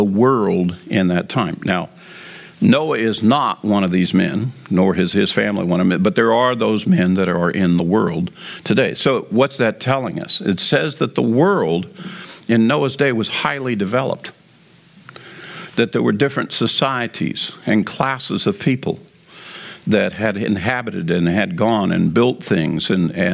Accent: United States

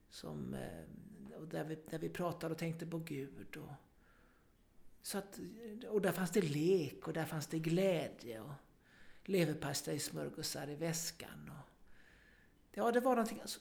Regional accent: Gothenburg, Västra Götaland, Sweden; som sagt, jag kommer från Göteborg och eh, när jag skulle börja lekis så eh, var det närmaste lekiset, det var ett katolskt lekis

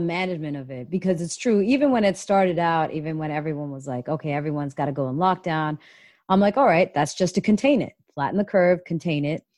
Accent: Canada; now in United States; coming from Canada, and I'm Canadian as well

